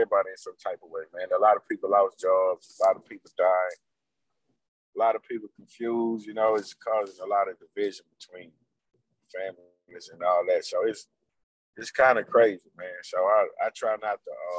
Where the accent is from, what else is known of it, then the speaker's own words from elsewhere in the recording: Houston, Texas, United States; Born and raised in Houston, Fifth Ward, Texas